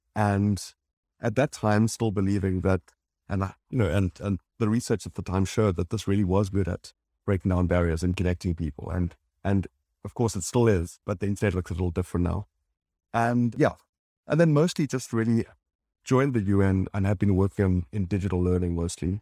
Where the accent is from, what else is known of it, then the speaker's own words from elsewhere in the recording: South Africa; moved away as an adult; also born or lived in Johannesburg / London; I'm from South Africa and then in London